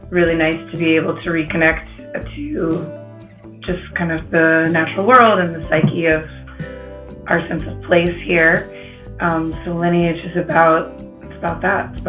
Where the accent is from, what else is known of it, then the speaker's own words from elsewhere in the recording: Atlanta, Georgia, United States; moved away as an adult; also born or lived in San Francisco; now in Bolinas, United States; I was born and raised in Atlanta